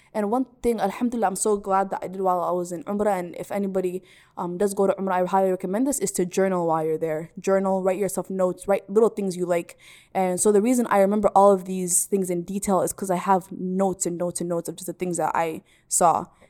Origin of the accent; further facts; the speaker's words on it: Minneapolis, Minnesota, United States; also born or lived in Salalah, Oman; I am from Minneapolis, recording this from Minneapolis right now. I was born here. raised here